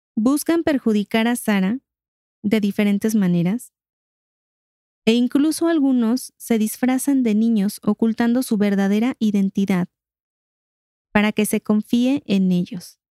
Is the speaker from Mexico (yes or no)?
yes; Mexico; nosotros como, como mexicanos